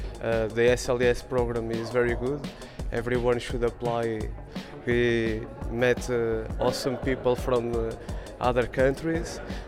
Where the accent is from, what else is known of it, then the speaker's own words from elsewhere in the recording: Portugal; I'm a Portuguese guy from the University of Lisbon. It's the first time that I come to the United States and actually to Houston.